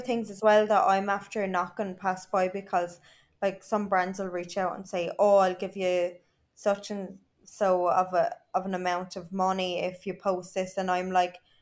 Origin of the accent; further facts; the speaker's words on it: Ireland; moved away as an adult; now in Dubai, United Arab Emirates; I am proper Irish